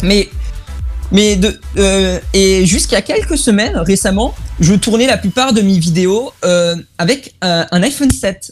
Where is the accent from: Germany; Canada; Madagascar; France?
Germany; Et en tant que allemand